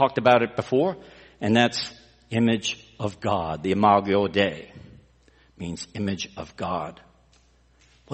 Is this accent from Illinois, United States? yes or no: no; Texas, United States; We're from Texas